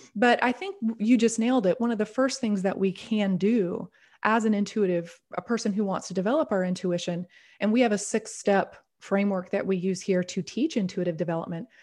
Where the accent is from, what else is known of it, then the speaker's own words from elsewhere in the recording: the South, United States; I grew up in a very very conservative. I'm from the South here in the United States